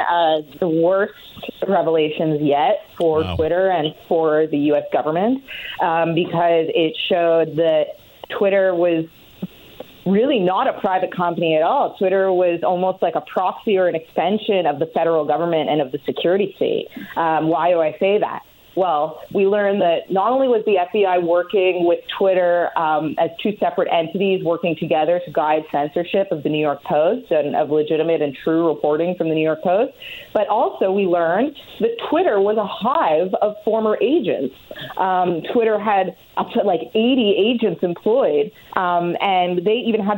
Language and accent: English; Canada; I'm Canadian